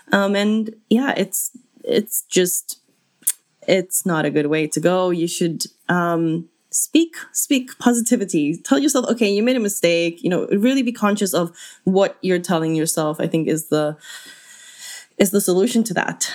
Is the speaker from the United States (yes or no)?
no; South Africa; as a South African